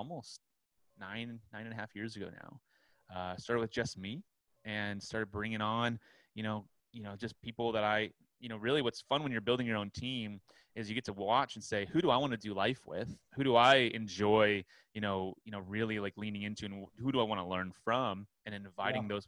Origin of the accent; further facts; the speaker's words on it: Southern California, United States; also born or lived in Orlando, Florida / Long Beach; I'm from Southern California